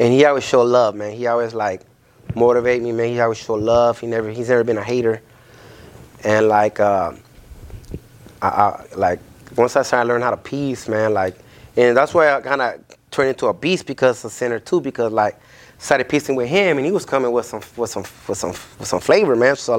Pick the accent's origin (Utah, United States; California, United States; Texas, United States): California, United States; Los Angeles; we are from Miss City